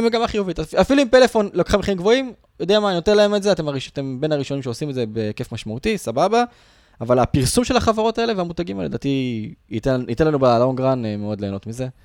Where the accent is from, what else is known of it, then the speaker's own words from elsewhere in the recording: Israel; בתור ישראלים